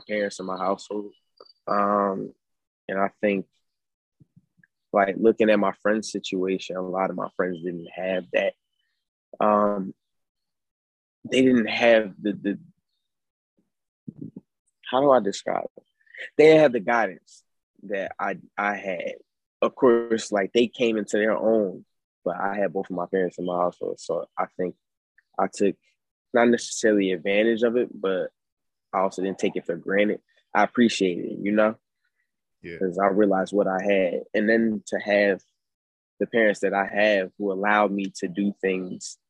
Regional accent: Philadelphia, Pennsylvania, United States; I'm from North Philadelphia, PA

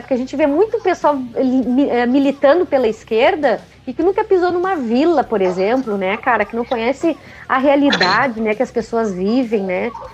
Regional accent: Porto Alegre, Rio Grande do Sul, Brazil; born or raised there

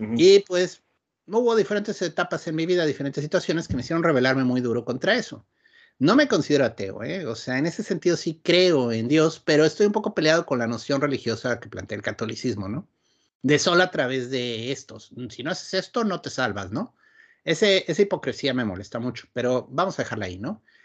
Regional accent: Querétaro, Mexico; moved away as an adult; also born or lived in Mexico City; now in Ensenada, Mexico; Yo crecí en Querétaro propiamente. O sea, nací en la Ciudad de México

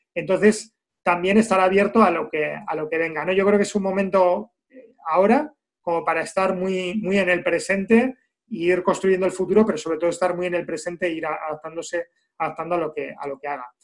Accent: Basque Country, Spain; como vascos

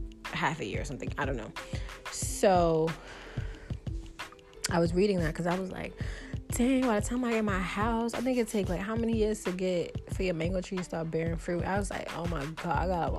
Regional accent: New York, United States; I'm from New York

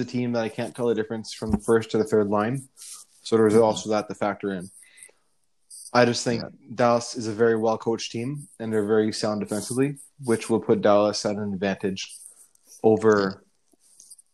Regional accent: Canada; I'm Canadian

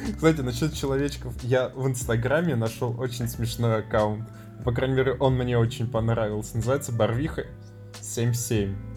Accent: Tatarstan, Russia; Я татарин

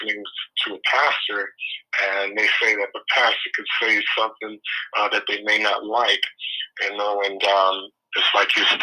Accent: Biloxi, Mississippi, United States; also born or lived in Lexington, Mississippi; that's the city that my mother brought me to when I was 2 years old.

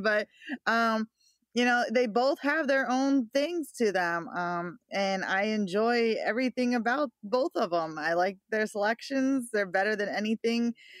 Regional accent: outside of the Philly area, Pennsylvania, United States; I grew up outside of the Philly area

